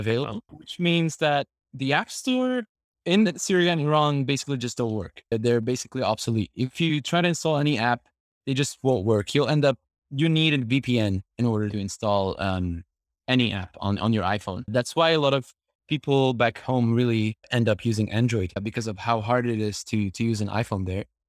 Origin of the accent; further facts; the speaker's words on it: Syria; I'm from Syria